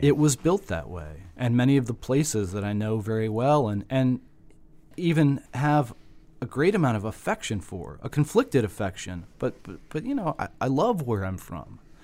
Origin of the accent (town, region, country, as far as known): Virginia, United States